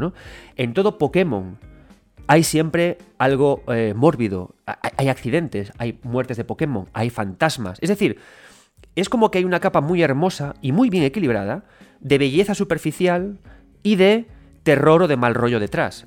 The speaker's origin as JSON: {"language": "Spanish", "region": "Galicia", "country": "Spain", "said": "yo soy gallego"}